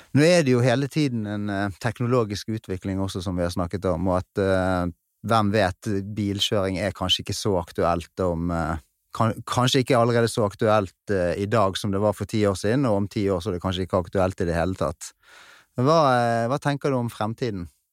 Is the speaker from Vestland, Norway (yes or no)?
yes; Bergen, Vestland, Norway; accent: Bergen dialect; så hører de kanskje på dialekten min at det er fra Bergen